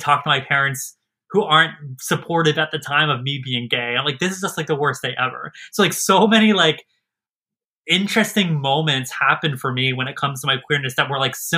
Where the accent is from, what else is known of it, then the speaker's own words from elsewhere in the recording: Maryland, United States; also born or lived in Pennsylvania; I was raised in Maryland